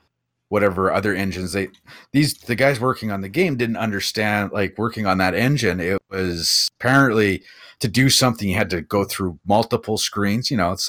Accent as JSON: {"language": "English", "country": "Canada", "said": "I remember being Canadian also."}